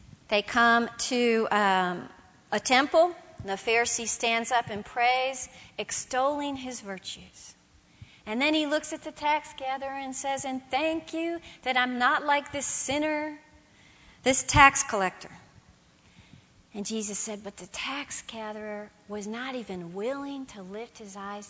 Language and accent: English; United States; I'm a Protestant and I'm an American